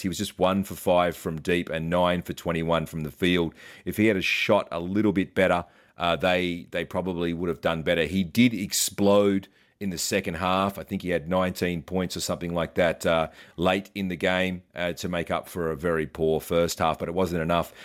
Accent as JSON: {"language": "English", "country": "Australia", "said": "As an Aussie"}